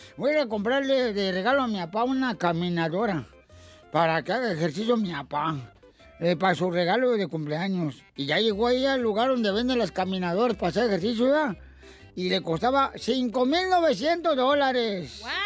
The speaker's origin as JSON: {"language": "Spanish", "town": "Ocotlán", "region": "Jalisco", "country": "Mexico", "moved": "yes", "said": "Yo soy de Ocotlán, a un ladito"}